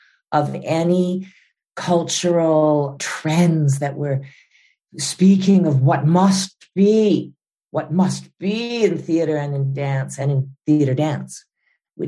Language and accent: English; Calgary, Alberta, Canada; I was raised here.